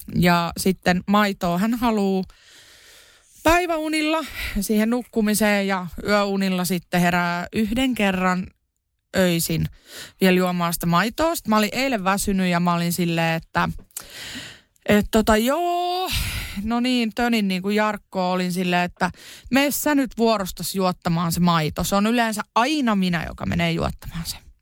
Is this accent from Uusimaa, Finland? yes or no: yes; Kerava, Uusimaa, Finland; mä oon Keravalta kotosi